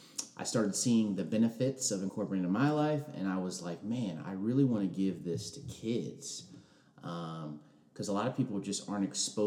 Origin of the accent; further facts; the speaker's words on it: Ellicott City, Maryland, United States; So I'm from outside of Baltimore. I spent most of my life there. A town called Ellicott City in Howard County. But like I told you before, my father was in the Air Force.